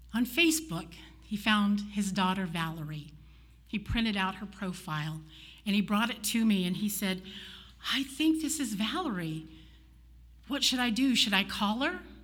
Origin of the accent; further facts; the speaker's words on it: Oklahoma, United States; moved away; I'm from Oklahoma